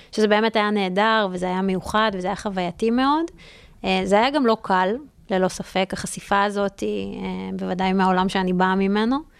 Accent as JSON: {"language": "Hebrew", "town": "Re'ut", "region": "Central District", "country": "Israel", "tie": "born or raised there", "moved": "as an adult", "lives_now": "New York, United States", "said": "גם גדלתי ברעות"}